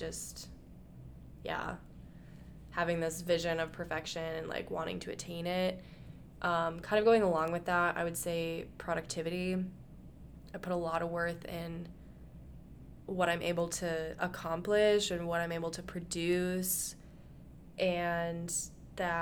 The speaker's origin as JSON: {"language": "English", "region": "Midwest", "country": "United States", "tie": "born or raised there", "said": "growing up in the Midwest"}